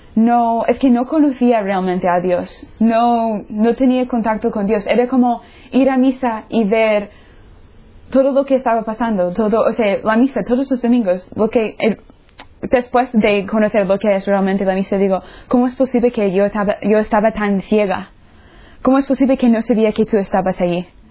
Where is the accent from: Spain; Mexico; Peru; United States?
United States; Florida; Spanish is a second language; moved away; soy de los Estados Unidos, de la, del estado La Florida